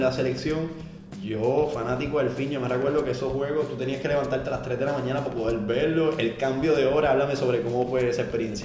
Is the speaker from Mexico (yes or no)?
no; Aguadilla, Puerto Rico; also born or lived in Vega; yo soy natural de Aguadilla, ya vivía en Vega